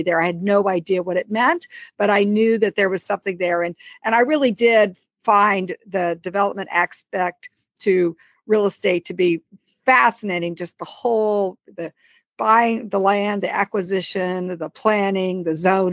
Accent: Columbia, Missouri, United States; moved away as an adult; also born or lived in Dallas, Texas; now in McLean, United States; I grew up in Columbia, Missouri, which is a college town

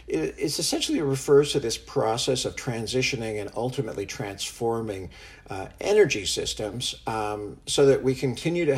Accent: Canada; moved away as an adult; also born or lived in San Francisco, United States / Santa Fe, United States; I'm originally from Canada. I grew up here and went to school here

